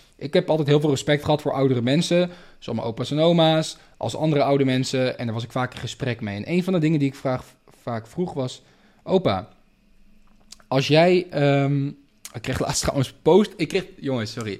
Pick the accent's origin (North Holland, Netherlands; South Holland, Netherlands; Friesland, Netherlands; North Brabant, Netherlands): North Holland, Netherlands; Amsterdam; moved away as an adult; now in Spain; ik ben in Amsterdam geboren